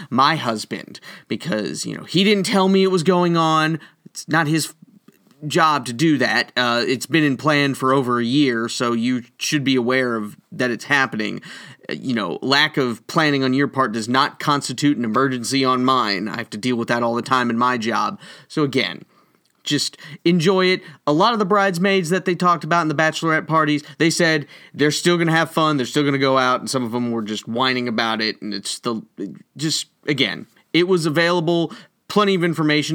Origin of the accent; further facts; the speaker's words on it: Tennessee, United States; here in my home state of Tennessee